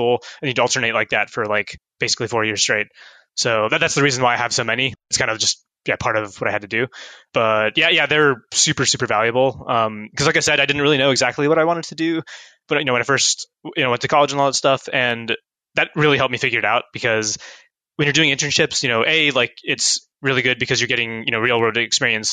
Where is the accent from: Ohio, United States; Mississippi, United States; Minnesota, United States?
Ohio, United States; Columbus; moved away as an adult; also born or lived in Cincinnati; I went to Thomas Worthington. So it's kind of like up just below the 270, kind of the north side